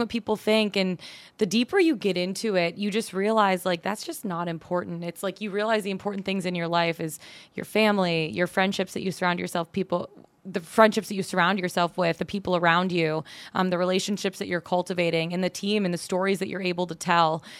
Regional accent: Auburn Hills, Michigan, United States; moved away as an adult; also born or lived in Denver; now in Atlanta, United States; I grew up born and raised a little bit north of Detroit. Actually, Auburn Hills where the Pistons used to play.

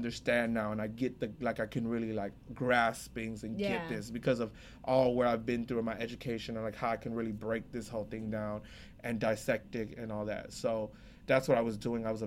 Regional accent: United States; I grew up in America

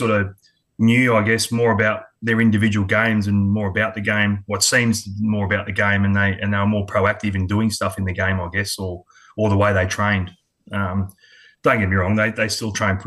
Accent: Adelaide, South Australia, Australia; moved away; also born or lived in Sydney, New South Wales / Queensland; I was born in Sydney. Yeah. I was born in Sydney, but moved over to Adelaide when I was quite young, about three.

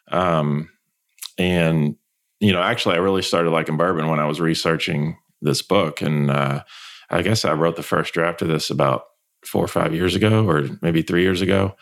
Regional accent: Louisville, Kentucky, United States; I grew up here in Louisville. I went to DeSales High School. I went to U of L. So Kentucky native, born and bred

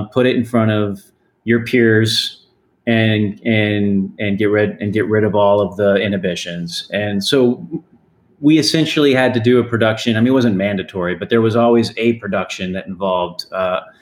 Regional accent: Texas, United States; moved away as an adult; also born or lived in New York City; growing up in Texas

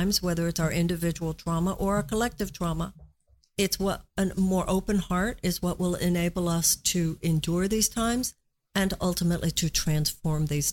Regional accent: United States; us as American women

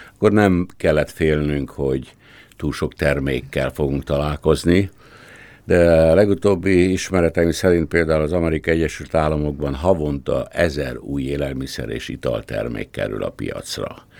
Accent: Pilismarót, Komárom-Esztergom, Hungary; moved away; én egy Dunamenti kisfaluban, Pilismaroton születtem

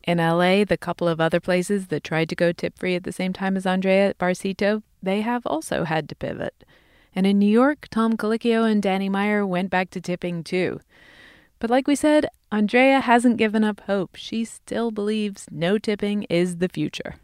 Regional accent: England, United Kingdom; now in United States; I come from England

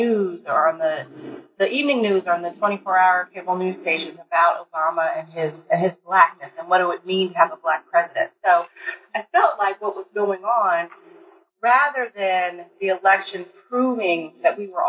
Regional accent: College Park, Maryland, United States; moved away as an adult; also born or lived in New Haven, Connecticut / Michigan; now in Minnesota, United States; I'm originally from Maryland, College Park, Maryland

